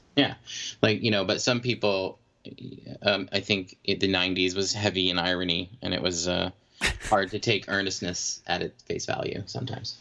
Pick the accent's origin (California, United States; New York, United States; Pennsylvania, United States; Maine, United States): Maine, United States; I'm from Maine.